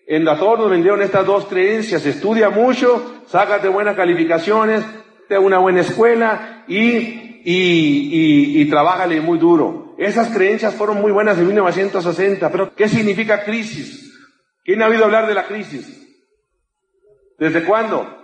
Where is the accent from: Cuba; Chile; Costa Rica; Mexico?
Mexico; Yo te digo, yo, te digo, yo vengo desde México, no tengo por qué engañarte.